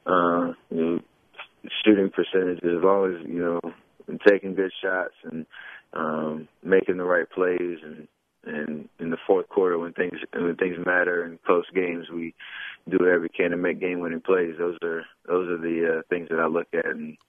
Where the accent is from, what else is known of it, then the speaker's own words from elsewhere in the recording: Charlotte, North Carolina, United States; being in my backyard growing up in Charlotte